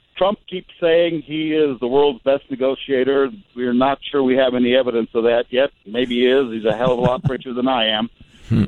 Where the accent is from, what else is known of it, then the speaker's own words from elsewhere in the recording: Iraq; I'm from Iraq